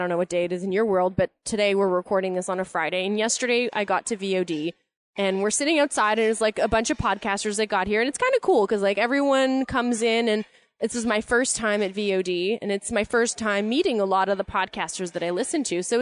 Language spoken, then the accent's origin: English; Canada; we're Canadian, right?